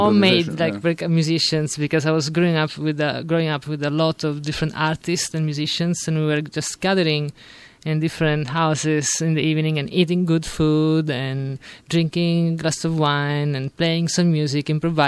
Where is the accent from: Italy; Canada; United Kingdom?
Italy; Sicily; English is a second language; moved away as an adult; also born or lived in Rome; now in United States; I'm originally from Sicily, and at the age of 18. I moved to Rome